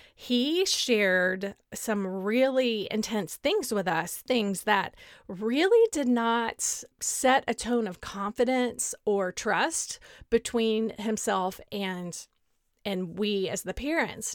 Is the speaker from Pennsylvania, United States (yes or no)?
no; Beaumont, Texas, United States; moved away as an adult; also born or lived in College Station, Texas / France / Northern Virginia; now in Dallas, United States; my hometown of Beaumont